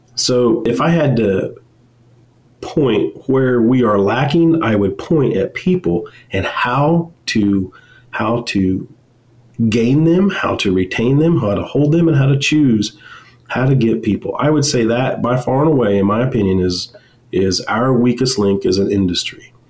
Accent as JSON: {"language": "English", "region": "Western Kansas", "country": "United States", "tie": "born or raised there", "said": "I grew up in Western Kansas on a farm and went to K State"}